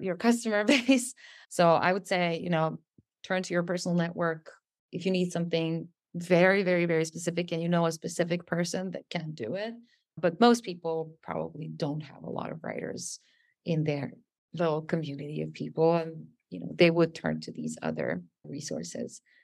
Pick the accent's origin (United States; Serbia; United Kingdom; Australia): Serbia; English is a second language